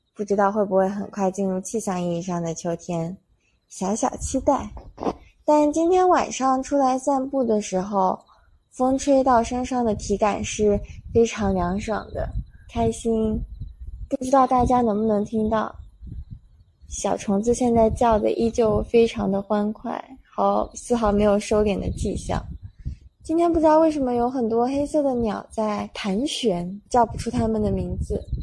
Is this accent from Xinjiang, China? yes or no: no; Zhejiang, China; “你是从哪里来的？”我说：“从浙江。”